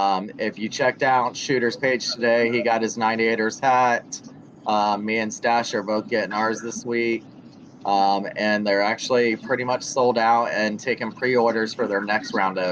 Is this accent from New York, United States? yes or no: no; Tampa, Florida, United States; also born or lived in New Jersey; I'm from Tampa and I'm a Bucks fan. I grew up here. I was born in Jersey, but I grew up here.